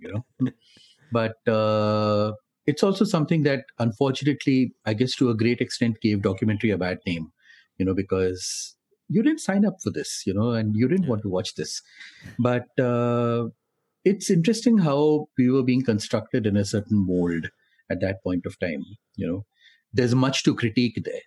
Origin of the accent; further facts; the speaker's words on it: Delhi, India; I grew up in Delhi and uh, studied in Delhi